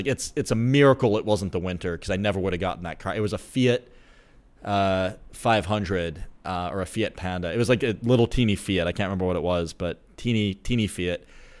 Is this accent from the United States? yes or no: yes; United States; Being American